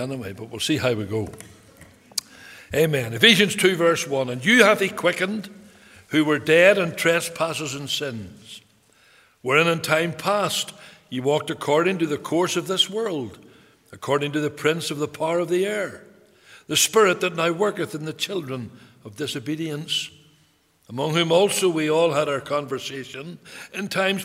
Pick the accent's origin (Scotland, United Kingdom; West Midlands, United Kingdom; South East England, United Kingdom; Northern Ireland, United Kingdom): Northern Ireland, United Kingdom; Belfast; I was brought up, born in a place called Taggers Bay in Belfast